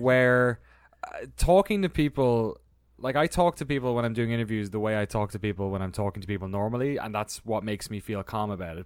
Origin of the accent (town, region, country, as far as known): Ireland; born or raised there; moved away as an adult; also born or lived in London / San Francisco